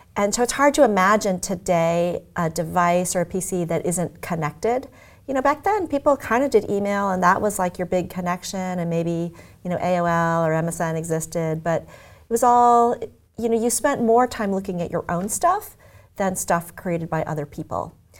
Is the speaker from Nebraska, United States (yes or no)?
yes; Omaha, Nebraska, United States; moved away; also born or lived in Tokyo, Japan / Los Angeles; I was born in Tokyo, and I grew up in Omaha, Nebraska